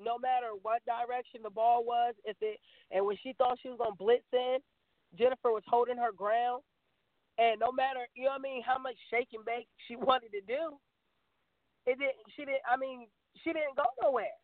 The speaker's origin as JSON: {"language": "English", "area": "Hampton Roads", "region": "Virginia", "country": "United States", "said": "I'm from Hampton Roads"}